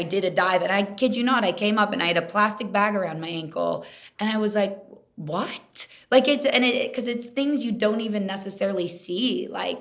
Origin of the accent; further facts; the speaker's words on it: Kansas City, United States; moved away; also born or lived in Minnesota; I'm from Kansas City originally. I didn't grow up around the ocean or water